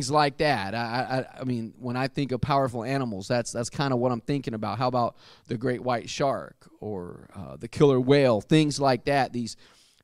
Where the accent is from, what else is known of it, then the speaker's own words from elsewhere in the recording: United States; I grew up very near the Mississippi River, the mighty Mississippi, as it's called, and it's about 3/4 of a mile across the bridge that I used to cross over to go from Arkansas to Tennessee